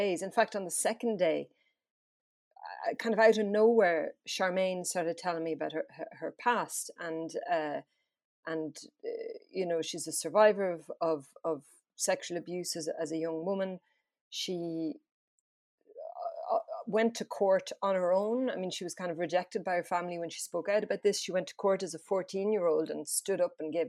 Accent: France; moved away; I grew up in France

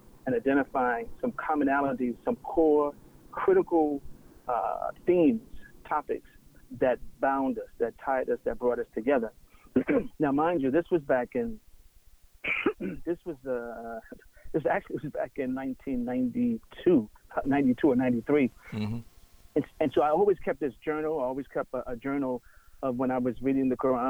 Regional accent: New York City, New York, United States; moved away; I'm originally from Brooklyn, New York.

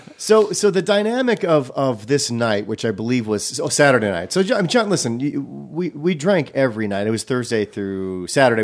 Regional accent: Racine, Wisconsin, United States; I grew up in Racine, in Milwaukee area

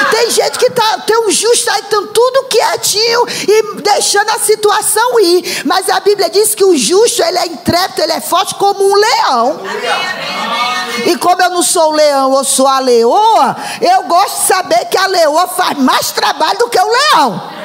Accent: Ceará, Brazil; also born or lived in Rio de Janeiro; now in São Paulo, Brazil; quando eu estudei português, né, na escola primária do governo do estado do Ceará

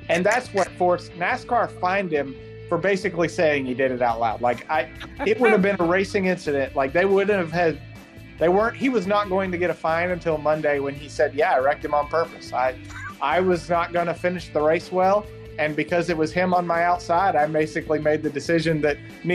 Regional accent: the South, United States; I'm from the South. I didn't know what it was like to be hot and not sticky.

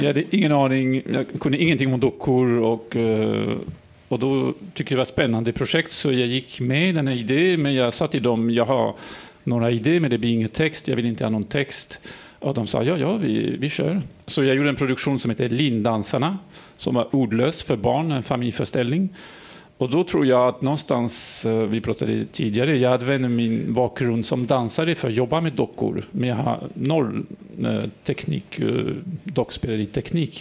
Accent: France; accent: French; Swedish is a second language; now in Sweden; Jag är fransman som ni kan höra

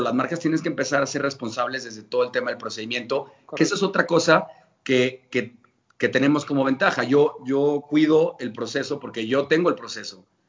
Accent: León, Guanajuato, Mexico; como buen leonés

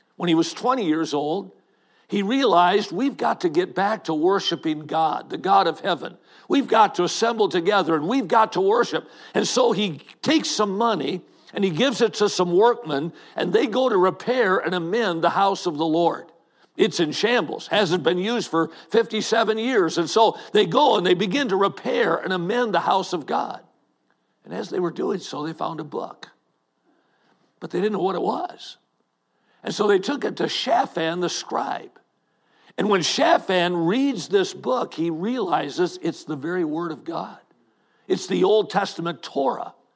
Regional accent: Watertown, Wisconsin, United States; I grew up in Watertown, Wisconsin

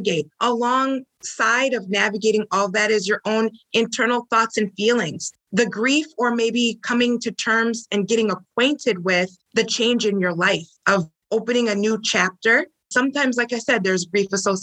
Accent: St. Paul, Minnesota, United States; I'm from St. Paul, Minnesota

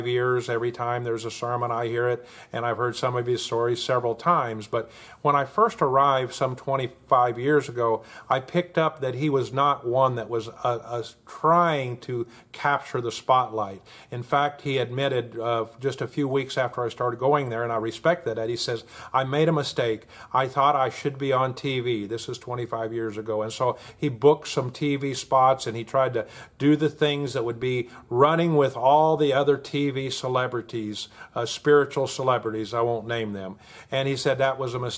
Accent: Oklahoma, United States; my home state here in Oklahoma

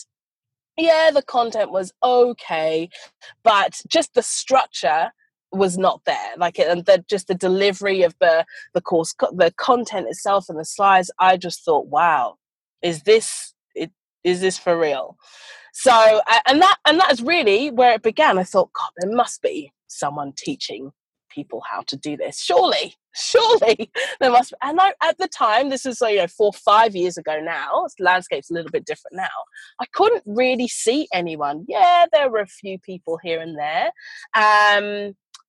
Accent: United Kingdom; moved away as an adult; also born or lived in London; now in Australia; I am an Australian citizen, but I was born in the UK. So I've been here for about 8 years now.

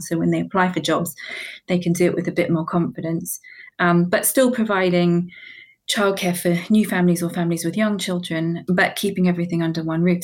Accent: New Zealand; moved away as an adult; now in London, United Kingdom; originally, I was born and bred in New Zealand.

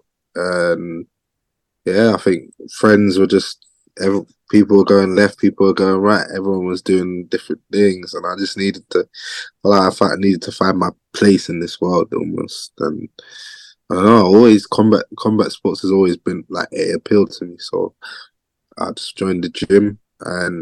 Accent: Harrow, London, United Kingdom; I grew up in Northwest London. Place called Harrow

